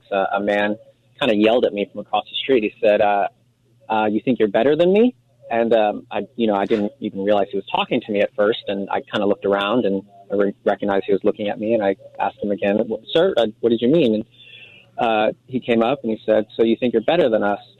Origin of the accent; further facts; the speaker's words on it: Texas, United States; Hey, I'm actually from Texas. I'm in uh, Southern California right now.